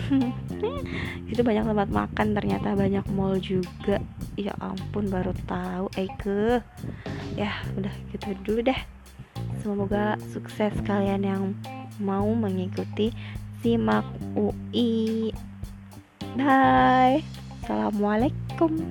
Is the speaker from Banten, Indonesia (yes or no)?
yes; Tangerang, Banten, Indonesia; btw aku dari Tangerang itu kalian tahu dong perjalanannya naik KRL pun